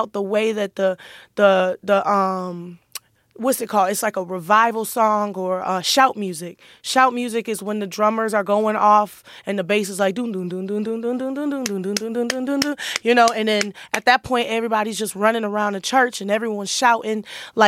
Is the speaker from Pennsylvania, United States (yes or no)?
no; Detroit, Michigan, United States; In Detroit, I grew up with a lot of gospel music